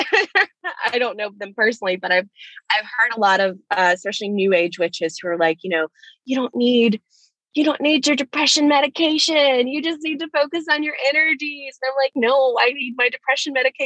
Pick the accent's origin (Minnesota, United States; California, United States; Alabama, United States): Alabama, United States; Gulf Coast in; moved away as an adult; now in Orlando, United States; I grew up in Alabama.